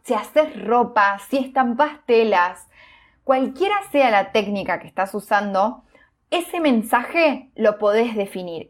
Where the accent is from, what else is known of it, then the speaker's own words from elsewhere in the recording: Villa Elisa, Entre Ríos, Argentina; moved away; volví a mi ciudad natal, a Villeliza, en Entre Ríos